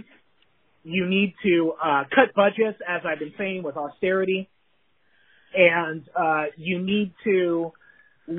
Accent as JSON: {"language": "English", "region": "California", "country": "United States", "said": "I'm from California"}